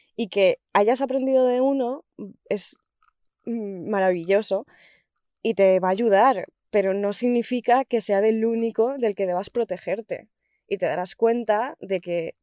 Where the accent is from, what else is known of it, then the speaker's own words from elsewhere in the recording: Spain; moved away as an adult; hace ocho meses, nueve meses, que me fui de España